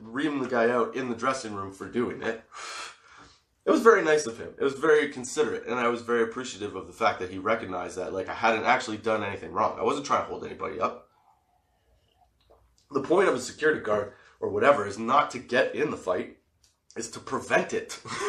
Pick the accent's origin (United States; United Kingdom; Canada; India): Canada; Being Canadian